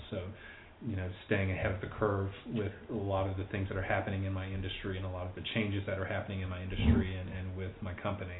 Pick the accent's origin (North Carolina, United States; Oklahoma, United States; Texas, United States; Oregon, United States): Texas, United States; also born or lived in Massachusetts; Again, I grew up in Texas, so spent most of my life in Texas, even though I was born on an Air Force base in Massachusetts.